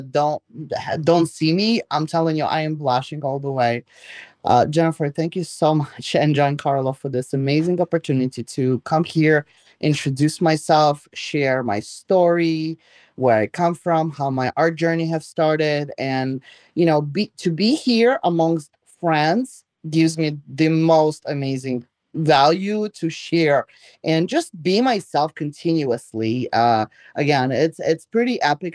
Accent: Belarus; first language Russian; English is a second language; also born or lived in New York, United States; now in Florida, United States; I was born in Belarus, came here 30 years ago, lived in New York for 30 years.

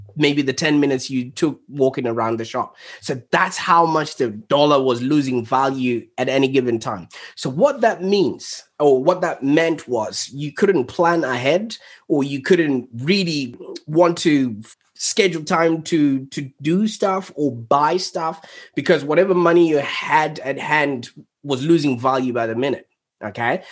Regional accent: Zimbabwe; now in Melbourne, Australia; I was born in Zimbabwe

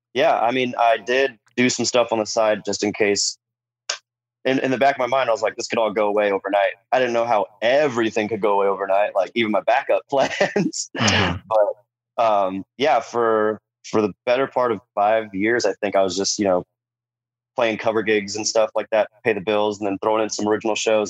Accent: San Diego, California, United States; growing up in San Diego

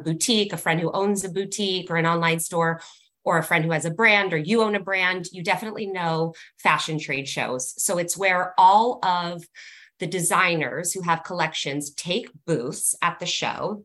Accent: California, United States; So I am born and raised in Cali, and I actually went to high school where Britt and I and Cassandra live

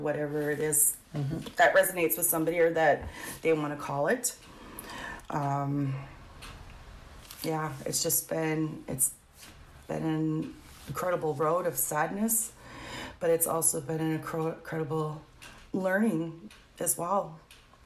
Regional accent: Gary, Indiana, United States; grew up in the area, and I grew up in Gary.

